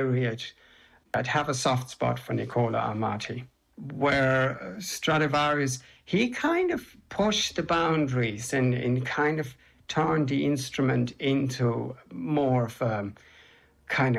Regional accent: Germany; also born or lived in England; now in Ireland; I was born in Germany. I've been living here in Ireland since 1994.

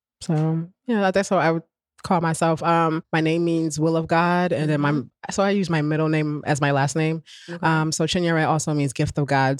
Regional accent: Newark, New Jersey, United States; I grew up in Newark

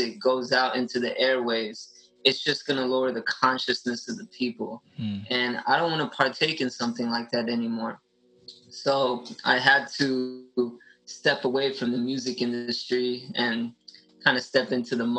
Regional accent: Los Angeles, California, United States; I'm born and raised in Los Angeles, Orange County area my whole life

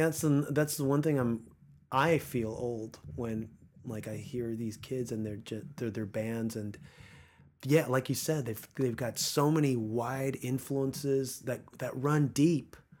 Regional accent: East Coast, United States; now in Los Angeles, United States; Growing up on the East Coast

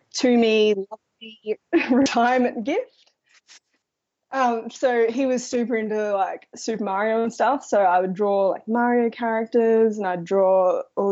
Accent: Brisbane, Queensland, Australia; I was born in Brisbane, which is the capital

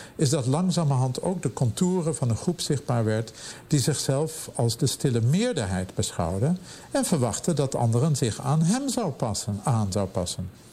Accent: Amsterdam, North Holland, Netherlands; moved away as an adult; now in Pittsburgh, United States; bij ons in Amsterdam of Europa

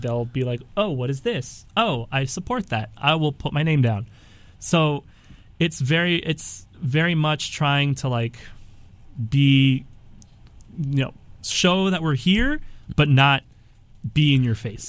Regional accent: United States; born here in the United States

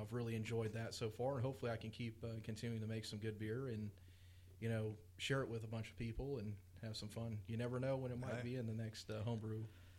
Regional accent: St. Petersburg, Florida, United States; Born and raised in St. Petersburg, brewing in St. Petersburg as well

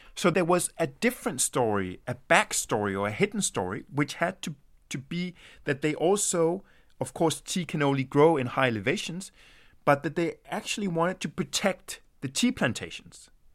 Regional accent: Denmark; also born or lived in Sweden; my mother is Swedish, and I was born in Sweden, and my, my father is Danish, and I grew up in Denmark.

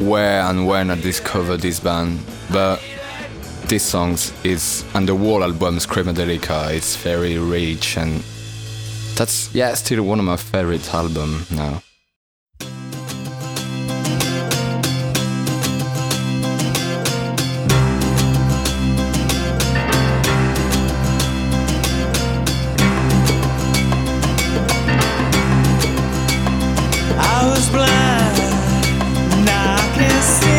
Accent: Saint-Étienne, Auvergne-Rhône-Alpes, France; I grew up in town in France, it's called Saint-Étienne.

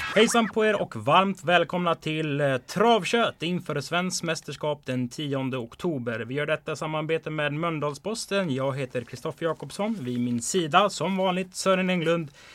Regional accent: Strömstad, Västra Götaland, Sweden; jag är ju också från Bohuslän, Strömstad

